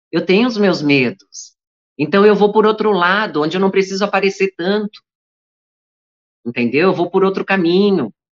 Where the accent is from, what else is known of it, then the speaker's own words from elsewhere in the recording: Santa Catarina, Brazil; moved away; Eu vim de Santa Catarina com sotaque carregado. Eu, quando eu volto para lá, eu demoro uns dois dias para voltar a falar sem sotaque.